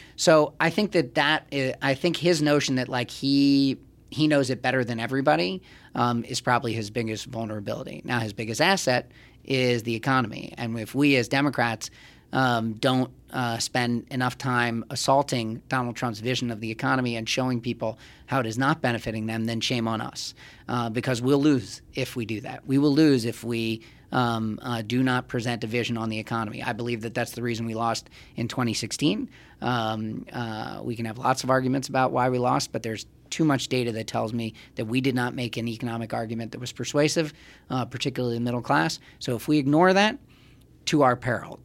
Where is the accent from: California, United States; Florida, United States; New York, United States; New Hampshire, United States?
New York, United States; New York City; I'm a Jew from Manhattan